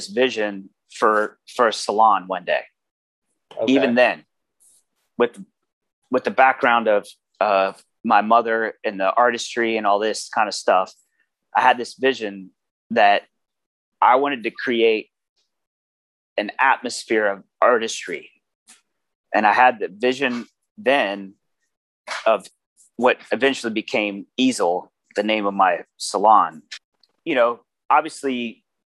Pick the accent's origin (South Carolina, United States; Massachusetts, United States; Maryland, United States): Maryland, United States; Baltimore; it was a very rough environment as a child and as a young, you know, stranger growing up in Baltimore